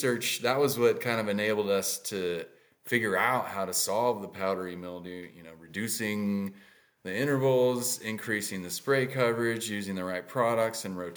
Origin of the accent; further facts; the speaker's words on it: Inland Empire, Southern California, United States; also born or lived in Watsonville, California; I'm from the Inland Empire